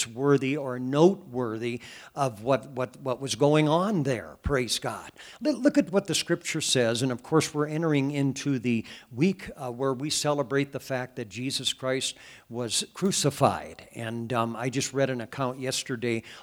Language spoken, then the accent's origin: English; Cascade, Iowa, United States; I was a young boy growing up in the Catholic Church back in Cascade, Iowa